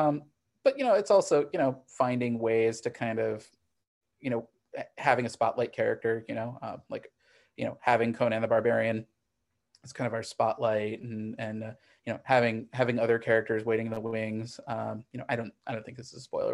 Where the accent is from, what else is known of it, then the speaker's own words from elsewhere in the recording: Missouri, United States; moved away as an adult; also born or lived in Northeast US / New York; now in Los Angeles, United States; I grew up in Missouri, and, um, now I'm actually on the West Coast in, in Los Angeles